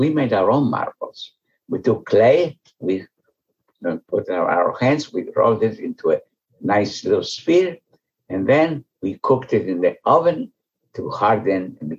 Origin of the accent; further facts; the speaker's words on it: Veria, Central Macedonia, Greece; first language Ladino; English is a second language; moved away as an adult; also born or lived in Thessaloniki, Greece / Athens, Greece / Chicago, United States; now in United States; So I was born in Salonika, but I grew up in Veria. Veria is an ancient Jewish community that goes back 2,000 years at least.